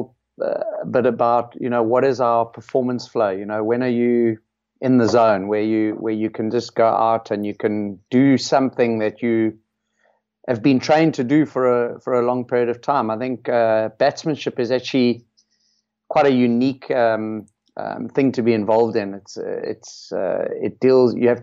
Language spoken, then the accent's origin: English; Cape Town, Western Cape, South Africa; born or raised there